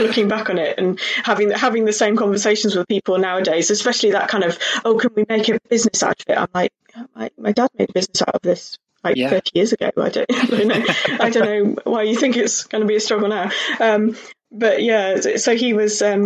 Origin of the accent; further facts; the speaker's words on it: Cheltenham, South West England, United Kingdom; I grew up in Cheltenham, so in the Cheltenham, Gloucestershire kind of area.